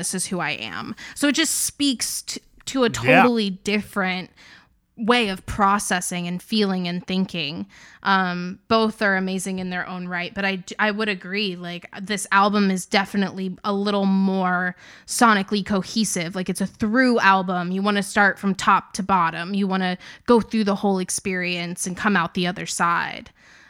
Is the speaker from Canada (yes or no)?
no; Southern United States, United States; Well, okay. As a Southerner, true.